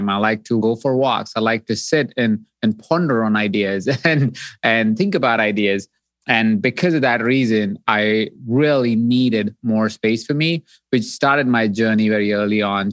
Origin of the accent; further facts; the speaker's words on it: Jaipur, Rajasthan, India; So I grew up in Jaipur, India